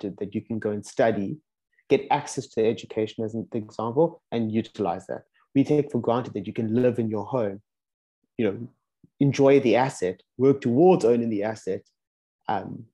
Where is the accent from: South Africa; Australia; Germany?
South Africa; moved away as an adult; now in Amsterdam, Netherlands; also born and raised in South Africa, or in Africa, in my case in South Africa, moved also to Amsterdam about a year and a half ago now